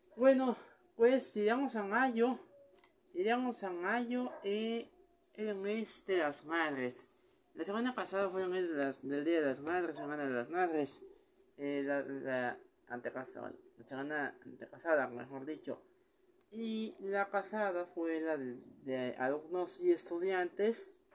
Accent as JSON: {"language": "Spanish", "country": "Mexico", "said": "aquí en México"}